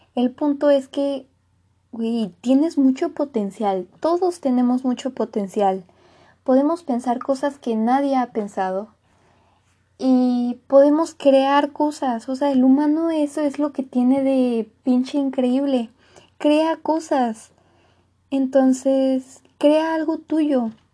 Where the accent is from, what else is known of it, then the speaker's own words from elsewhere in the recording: Mexico; soy de México